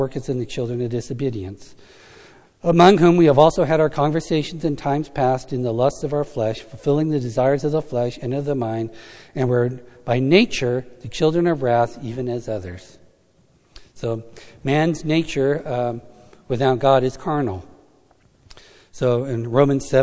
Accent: United States; being an American

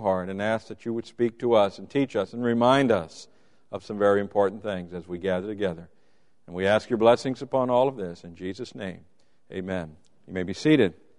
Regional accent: United States; as American Christians

